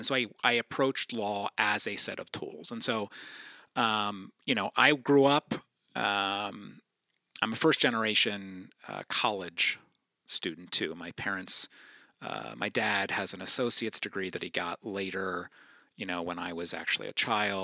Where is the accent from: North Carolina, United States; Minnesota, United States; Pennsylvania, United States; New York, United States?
Pennsylvania, United States; New Holland; also born or lived in Philadelphia; I grew up in Eastern Lancaster County, New Holland, and attended Lancaster BIC from birth through post-college